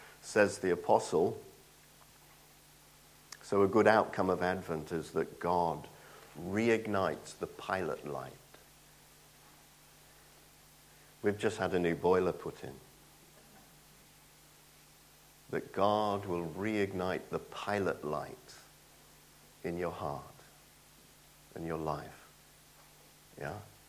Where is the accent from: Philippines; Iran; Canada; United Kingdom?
United Kingdom; Nottingham, East Midlands; moved away; I'm from Nottingham